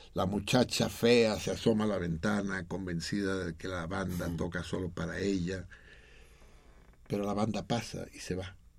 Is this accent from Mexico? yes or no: yes; Mexico